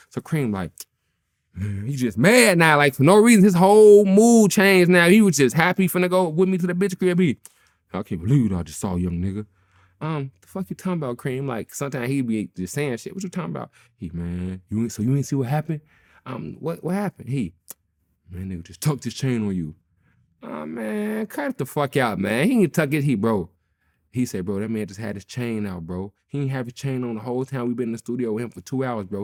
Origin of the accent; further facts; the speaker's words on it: Chicago, Illinois, United States; I'm from Chicago